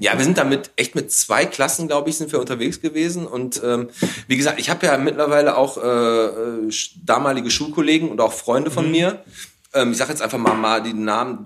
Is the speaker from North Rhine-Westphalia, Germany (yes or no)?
yes; Bottrop, North Rhine-Westphalia, Germany; ich bin in Fulmorg aufgewachsen